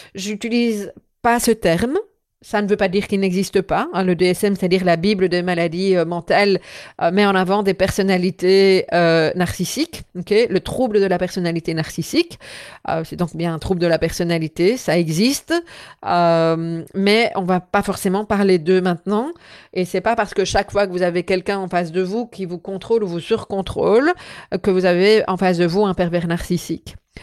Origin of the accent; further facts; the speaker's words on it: Belgium; chez nous en Belgique